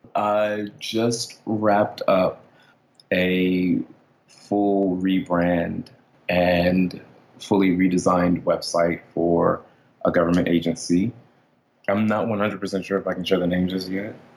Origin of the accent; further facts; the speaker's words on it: Maryland, United States; I grew up in Maryland.